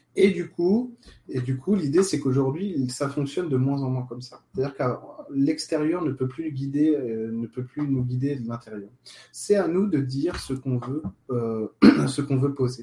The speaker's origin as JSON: {"language": "French", "country": "France", "said": "nous on est français"}